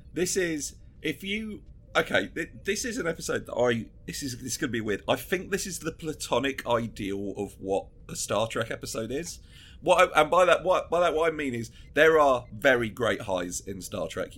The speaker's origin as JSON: {"language": "English", "town": "Brentwood", "region": "East of England", "country": "United Kingdom", "tie": "born or raised there", "said": "I'm from the town Brentwood, the uh, same place as the only way is Essex, which is why I, I don't live there anymore"}